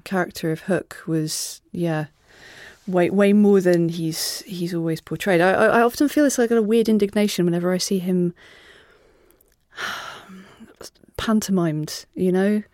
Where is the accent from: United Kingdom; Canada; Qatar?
United Kingdom; Wales; they used to bill me as …